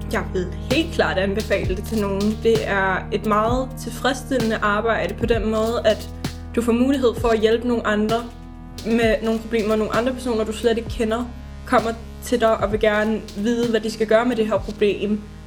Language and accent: Danish; Vestegnen, Capital Region of Denmark, Denmark; vi er fra Vestegn